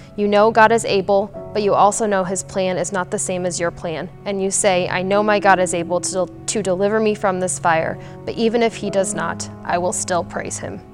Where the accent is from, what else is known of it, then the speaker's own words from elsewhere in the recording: Kearney, United States; moved away as an adult; now in Aurora; I grew up in Kearney Free and in Kearney, and I moved to Aurora when I married my husband Jonathan